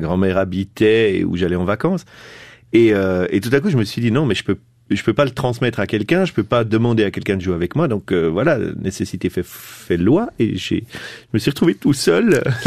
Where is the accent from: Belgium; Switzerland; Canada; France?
Switzerland; Biel/Bienne, Bern; depuis mon enfance à Bienne